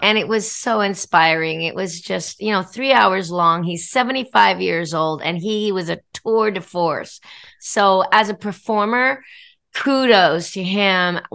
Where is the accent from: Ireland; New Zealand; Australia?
Australia; moved away; I was born in Australia